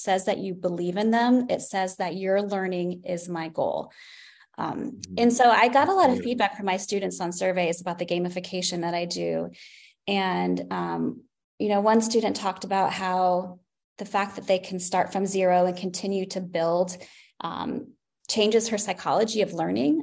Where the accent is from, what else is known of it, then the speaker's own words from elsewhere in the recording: Wabash, Indiana, United States; I grew up in a small town. I'm from Wabash, Indiana